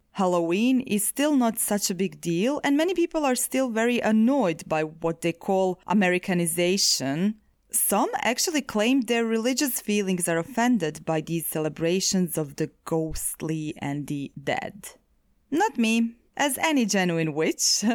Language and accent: English; Zagreb, City of Zagreb, Croatia; Zagreb, my hometown